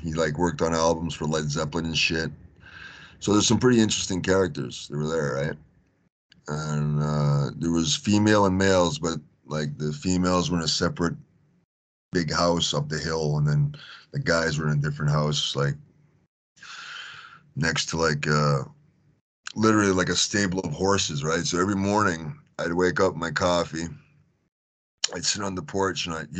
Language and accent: English; Tennessee, United States; now in Houston, United States; being me, so from Tennessee, I was living in Houston at the time, Texas, right?